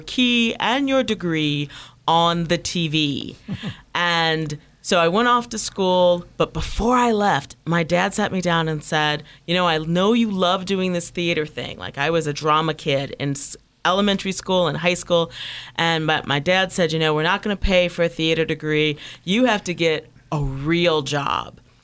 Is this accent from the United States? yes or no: yes; Toledo, Ohio, United States; moved away; I grew up in Midwest, in the Midwest, in a small town, Toledo, Ohio